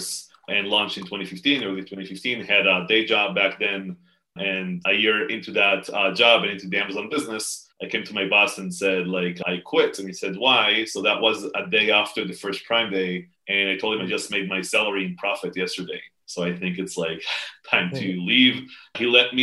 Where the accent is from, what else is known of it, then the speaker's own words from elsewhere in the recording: Israel; in Israel, I'm from Israel. So in Israel, you serve in the military